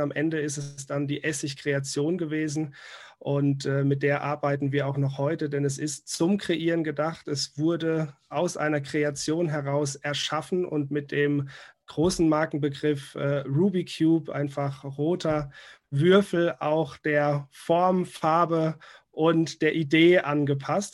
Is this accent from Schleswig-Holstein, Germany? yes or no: no; Rhineland-Palatinate, Germany; als Pfälzer äh, hier geboren und aufgewachsen